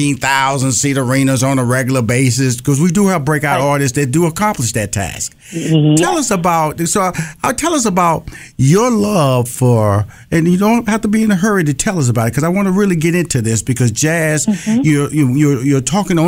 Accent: Houston, Texas, United States; I'm originally from Houston, Texas, born and raised.

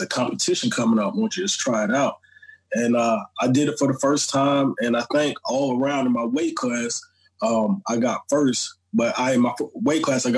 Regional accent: Miami, Florida, United States; also born or lived in St. Croix, U.S. Virgin Islands; I was raised in Florida, man. I started off in Miami

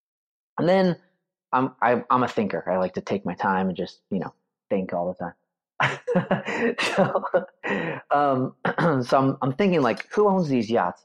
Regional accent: Northern California, United States; I grew up in Northern California

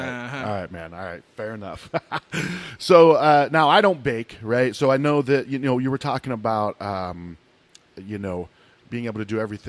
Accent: Midwest, United States; growing up in the Midwest

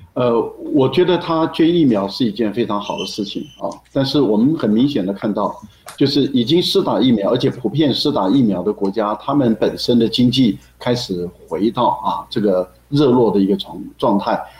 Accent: Taiwan; 我们台湾人

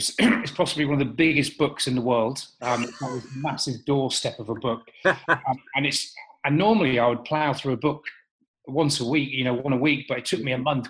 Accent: Marham, East of England, United Kingdom; also born or lived in Lincoln; I was born in Lincoln, but my dad was in the RAF. So every 2 years up until the age of 14, when I went to boarding school, and my hometown, because we were stationed at a place called RAF Marham.

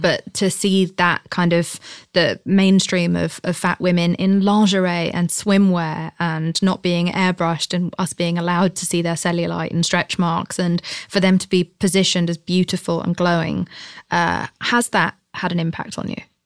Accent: United Kingdom; I'm British

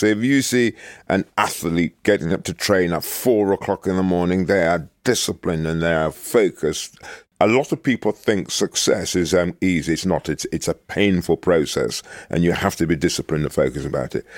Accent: Birmingham, West Midlands, United Kingdom; moved away as an adult; also born or lived in Jamaica; the place where I was brought up in Birmingham

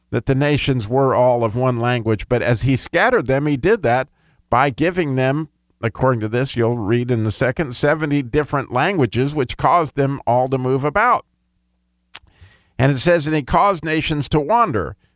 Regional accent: Pocatello, Idaho, United States; born there; also born or lived in Colorado / California / Chicago / Grand Blanc, Michigan; I was born in Pocatello, Idaho, lived in Colorado, three or four places in California, I lived in Chicago, lived in Grand Blanc, Michigan. I lived in Savannah, Georgia.

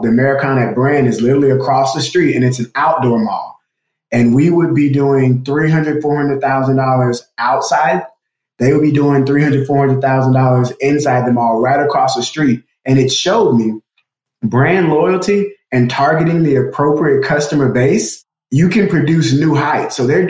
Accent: Natchitoches Parish, Louisiana, United States; I'm a country boy trying to make it in the city. I grew up in Louisiana in a parish called Natchitoches Parish. Indian tribe is named after it. And so grew up there in the 90s, loved it, country boy riding horses, cowboy boots

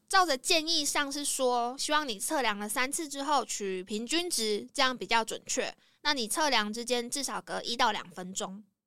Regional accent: Taiwan; 我们台湾人

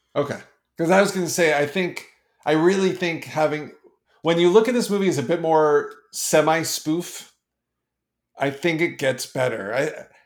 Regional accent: Canada; being Canadian

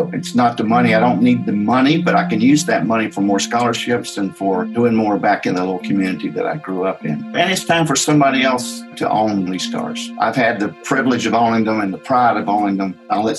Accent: Appalachia, United States; I grew up here in Appalachian, and it's very poor in these mountains.

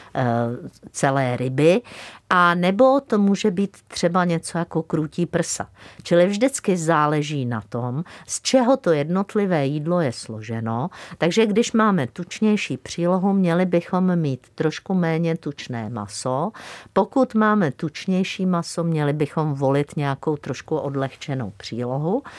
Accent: Czechia; jsme Češi, Moravané a Slezané

